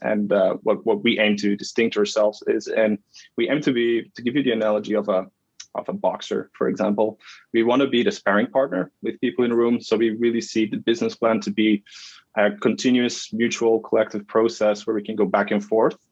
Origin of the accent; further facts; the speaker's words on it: Flemish region of Belgium, Flanders, Belgium; moved away as an adult; now in Canada; I'm born and raised in, in Belgium. Yeah. So in the Flemish region of Belgium, the north.